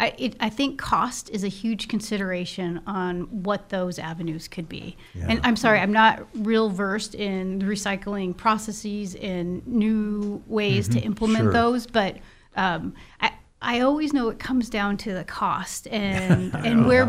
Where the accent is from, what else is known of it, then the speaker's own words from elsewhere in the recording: Libby, Montana, United States; also born or lived in Seattle, Washington; now in Kalispell, United States; I was raised in Libby, Montana